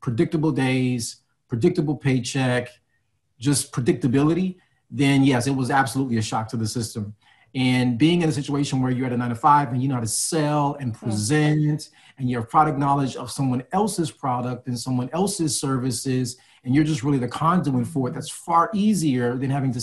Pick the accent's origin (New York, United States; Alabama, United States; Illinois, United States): Illinois, United States; Chicago; now in New Jersey, United States; Born and raised in Chicago, lived in a few different states, landed in Jersey.